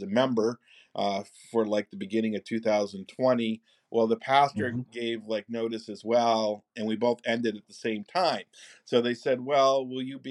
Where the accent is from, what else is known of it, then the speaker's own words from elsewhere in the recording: rural northern New York, United States; We met as undergraduates at St. Lawrence University in rural northern New York, where I'm from